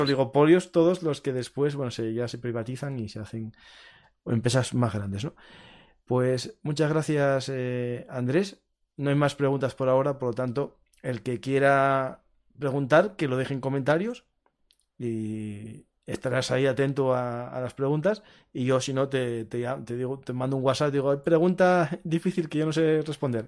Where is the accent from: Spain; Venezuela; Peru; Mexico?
Spain; Asturias; soy asturiano